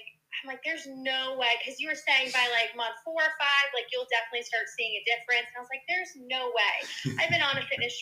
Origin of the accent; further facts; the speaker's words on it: Long Island, New York, United States; From Long Island, New York, just like you